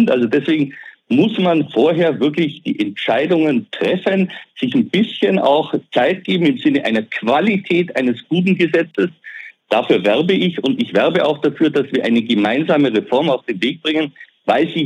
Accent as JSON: {"language": "German", "region": "Bavaria", "country": "Germany", "said": "Ich komme aus dem Allgäu, wenn ich den Allgäu-Klinikverbund sehe"}